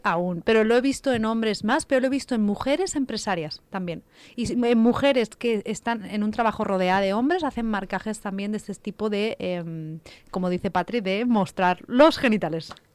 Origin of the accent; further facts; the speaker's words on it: Catalonia, Spain; Yo soy catalana, pero no soy catalano parlante